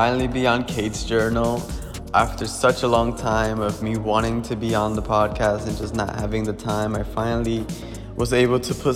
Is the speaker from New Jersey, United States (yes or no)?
yes; Paterson, New Jersey, United States; I'm from Paterson, New Jersey